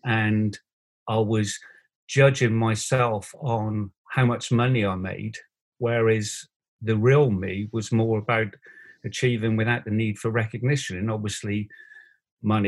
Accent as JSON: {"language": "English", "town": "Bristol", "region": "South West England", "country": "United Kingdom", "tie": "born or raised there", "said": "I was Bristol born and bred"}